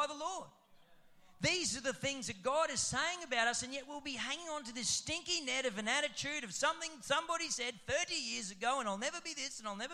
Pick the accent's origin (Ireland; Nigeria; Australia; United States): Australia; Roma, Queensland; I'm from Rome.